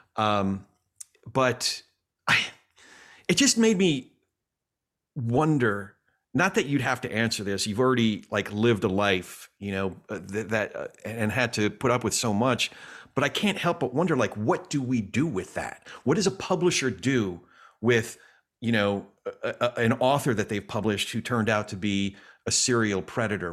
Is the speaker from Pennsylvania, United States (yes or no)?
no; New York, United States; me being a New Yorker